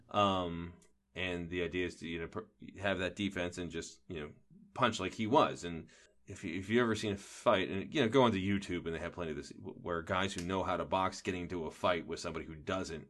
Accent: outside of Philadelphia, Pennsylvania, United States; I grew up outside of Philly

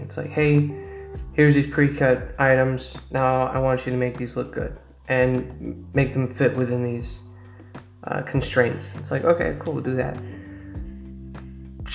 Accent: United States; I'm American, and as an American, you kind of miss out on that experience

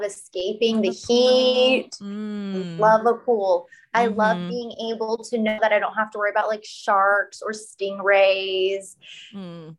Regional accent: Florida, United States; I just grew up in Florida

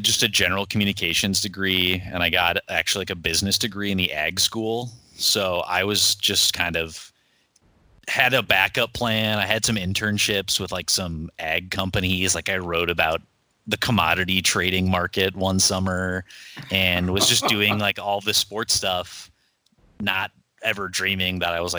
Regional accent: Milwaukee, Wisconsin, United States; I grew up in the Milwaukee area.

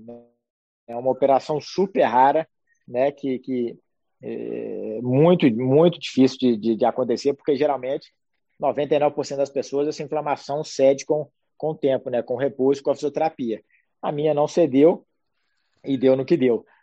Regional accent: Belo Horizonte, Minas Gerais, Brazil; Nós dois somos de Belo Horizonte, a gente sempre morou muito perto

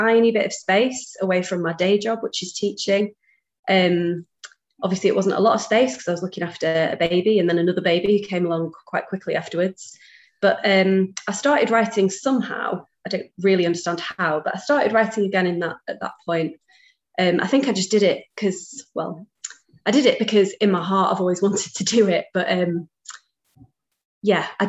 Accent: Manchester, North West England, United Kingdom; I'm from Manchester

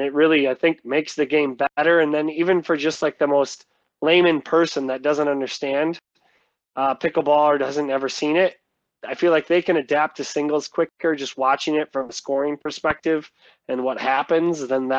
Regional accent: Midwest, United States; But I feel like you can't really adjust to as a Midwesterner off the bat is just the wind.

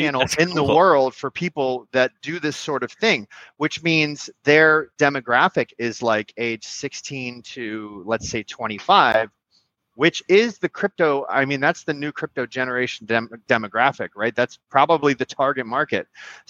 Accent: Miami, Florida, United States; Like, I'm from Miami. It's all good.

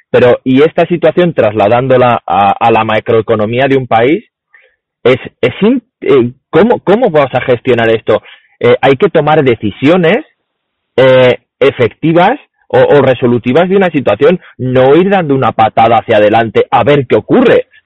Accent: Spain; nosotros somos españoles.

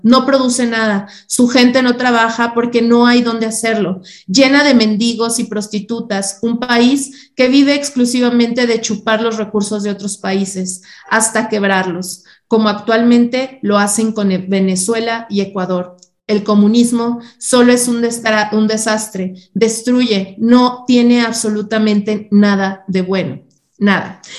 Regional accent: Mexico; Yo soy una mexicana

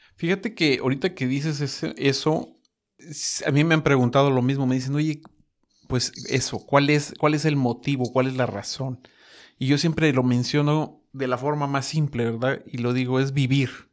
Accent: Mexico City, Mexico; Yo soy de la Ciudad de México

